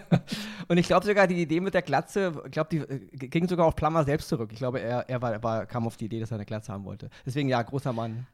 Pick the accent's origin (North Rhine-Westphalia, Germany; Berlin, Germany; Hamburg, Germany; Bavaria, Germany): Berlin, Germany; ich komme aus dem Westen, ja. Also mhm. groß geworden in West-Berlin